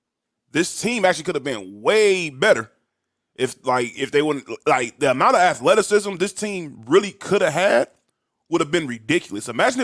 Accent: Inglewood, California, United States; That's how we grew up in Inglewood, man.

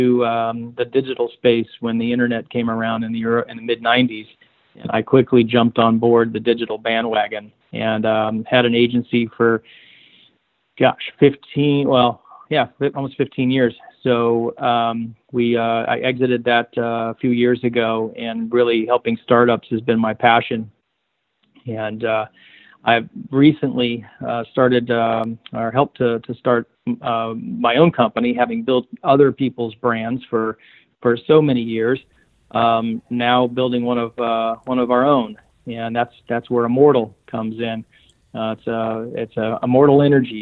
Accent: Florida, United States; now in California, United States; I'm actually from Florida

